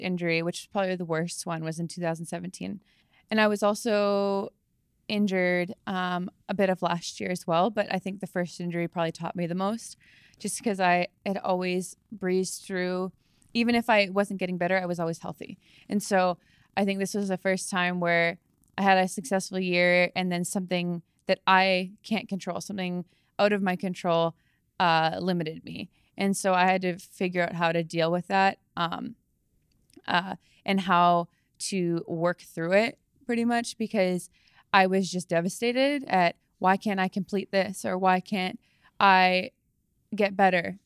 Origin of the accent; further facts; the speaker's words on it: Langley, British Columbia, Canada; moved away as an adult; also born or lived in Wisconsin; I grew up in Langley, British Columbia.